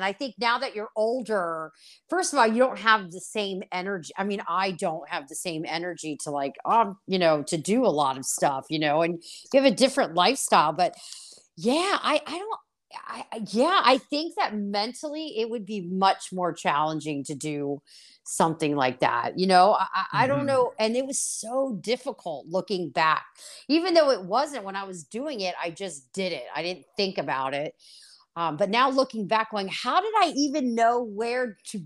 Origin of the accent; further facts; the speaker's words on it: Cincinnati, Ohio, United States; moved away as an adult; now in Italy; I'm from Cincinnati, Ohio. Both my parents are from the south of Italy called Calabria